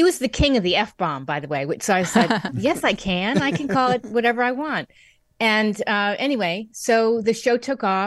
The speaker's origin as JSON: {"language": "English", "region": "Connecticut", "country": "United States", "tie": "born or raised there", "also_born_or_lived": "New York City", "moved": "yes", "said": "I was born in Connecticut, grew up in Connecticut, New York City"}